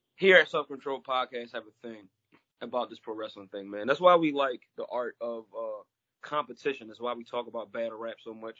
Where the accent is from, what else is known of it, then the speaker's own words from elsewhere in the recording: Pennsylvania, United States; my home state